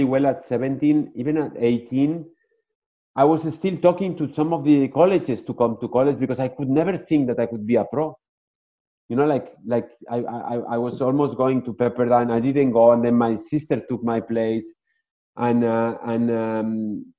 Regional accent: Barcelona, Catalonia, Spain; English is a second language; moved away as an adult; also born or lived in Madrid / Pamplona; now in Naples, United States; I was born in Madrid. My parents were living at the time in Pamplona, and then they moved to Barcelona

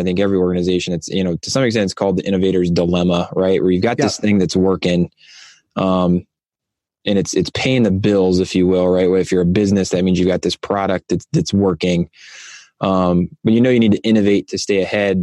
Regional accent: Ohio, United States; my home state of Ohio

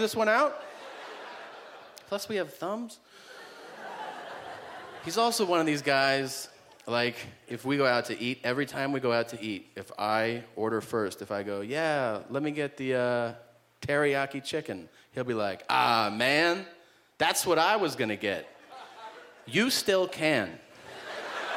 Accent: United States; being an American in Canada

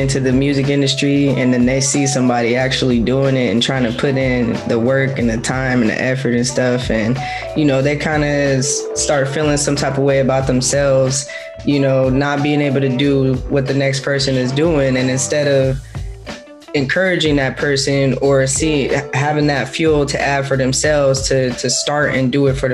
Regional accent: Oakland, California, United States; I'm from Oakland, California

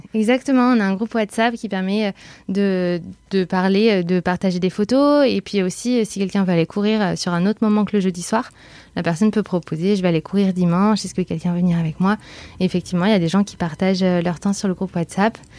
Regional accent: Bordeaux, Nouvelle-Aquitaine, France; moved away as an adult; now in Paris, France; je suis originaire de Bordeaux et j'habite à Paris depuis 6 ans

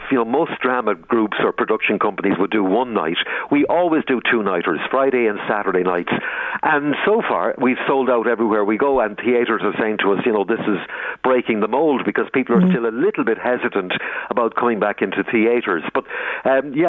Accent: Tubbercurry, Connacht, Ireland; I grew up just outside Tubbercurry.

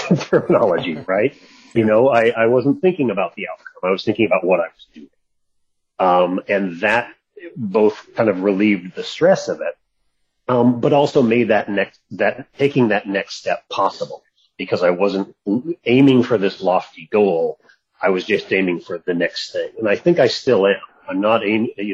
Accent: Seattle, Washington, United States; moved away; also born or lived in California; middle of last year, we packed up a different truck and moved back to Seattle

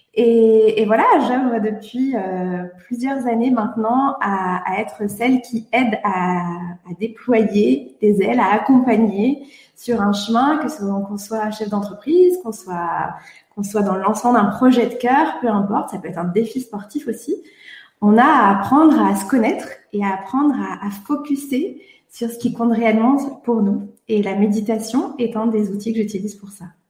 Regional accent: Brittany, France; je suis bretonne comme toi

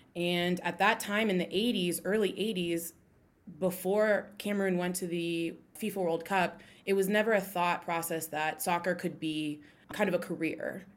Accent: Columbus, Ohio, United States; I'm from Columbus, Ohio. You know, I lived here pretty much my whole life

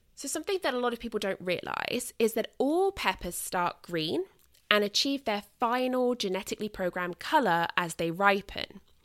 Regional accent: United Kingdom; accent: British; I am British.

